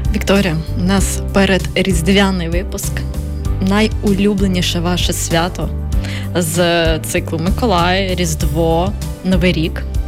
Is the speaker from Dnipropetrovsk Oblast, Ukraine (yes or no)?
yes; Kryvyi Rih, Dnipropetrovsk Oblast, Ukraine; я як народжена 5 березня біля 8 березня, а я з Кривого Рогу